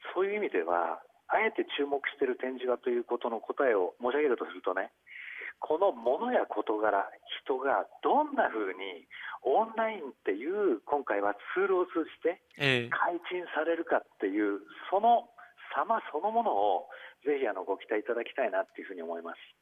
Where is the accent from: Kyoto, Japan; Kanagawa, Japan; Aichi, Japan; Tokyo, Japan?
Kanagawa, Japan; Kawasaki; 私の地元の川崎